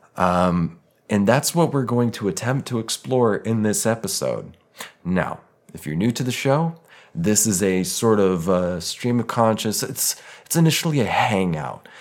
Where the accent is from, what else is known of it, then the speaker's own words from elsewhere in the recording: Denver, Colorado, United States; I grew up in Denver.